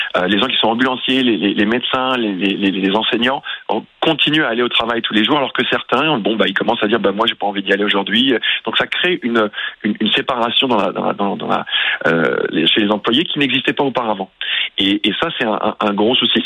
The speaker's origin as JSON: {"language": "French", "country": "France", "moved": "yes", "lives_now": "Canada", "said": "je suis originaire de France"}